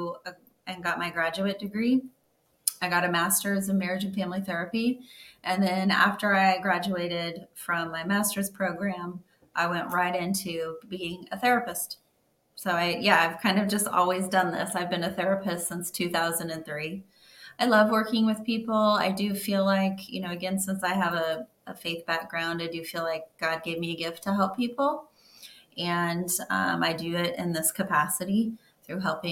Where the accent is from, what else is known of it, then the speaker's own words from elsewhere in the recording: Missouri, United States; moved away as an adult; now in St. Petersburg, United States; I grew up in Missouri, and I moved down to Florida